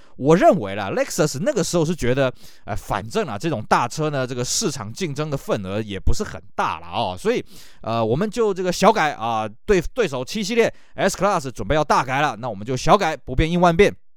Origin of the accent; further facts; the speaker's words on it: Taiwan; 在我们台湾这边